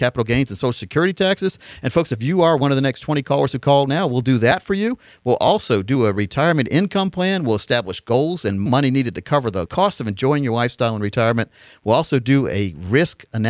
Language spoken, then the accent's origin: English; New England, United States; moved away; I'm from New England